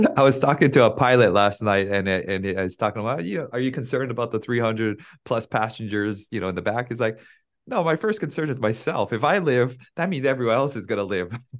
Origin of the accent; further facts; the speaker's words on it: Big Island, Hawaii, United States; now in Honolulu, United States; I'm from Big Island, but I live in Oahu now